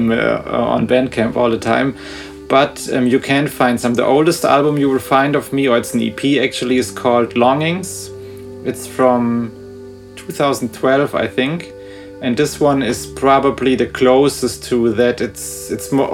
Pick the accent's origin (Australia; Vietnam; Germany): Germany; suburb of Frankfurt, Hesse; I live in Frankfurt, and I grew up like in a, I don't know if it's officially a suburb or just a smaller town before the city. I don't know what the right term would be, but like 20 or 15 minutes from here.